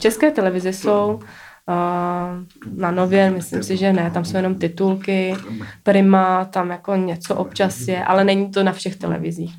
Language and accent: Czech; Czechia; jsem Čech, jako mám to tady rád